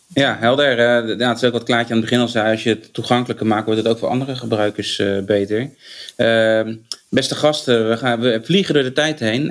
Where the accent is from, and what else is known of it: Rotterdam, South Holland, Netherlands